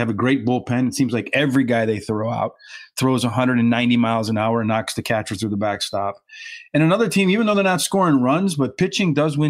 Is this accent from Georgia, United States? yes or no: no; Chicago, Illinois, United States; my hometown, but it's not my Cubbies.